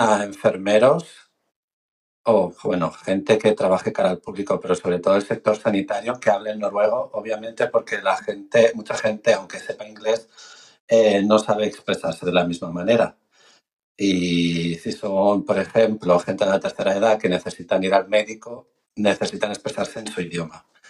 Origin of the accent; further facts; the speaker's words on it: Spain; now in Norway; yo hablo desde la perspectiva de los españoles